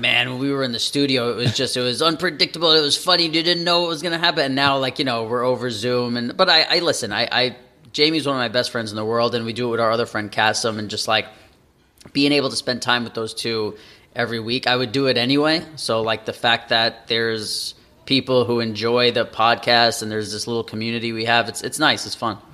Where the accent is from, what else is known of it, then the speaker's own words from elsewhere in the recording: New York City, New York, United States; moved away as an adult; also born or lived in Las Vegas; now in Los Angeles, United States; I grew up in New York City my entire life